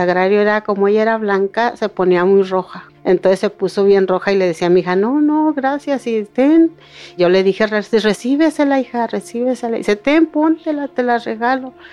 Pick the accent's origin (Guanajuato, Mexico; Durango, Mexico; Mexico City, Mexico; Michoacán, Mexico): Durango, Mexico; El Salto; moved away; Eh, bueno, nosotros venimos del estado de Durango, del Salto de Pueblo Nuevo Durango. Este, llegamos en el 95.